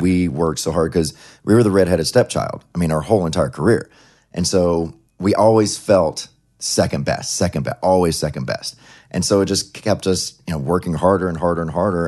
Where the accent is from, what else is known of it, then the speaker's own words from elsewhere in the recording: Ellisville, Mississippi, United States; also born or lived in Laurel, Mississippi; I actually lived in Ellisville, Mississippi, which no one never heard of. So I always say Laurel, which is the town next to it where I was born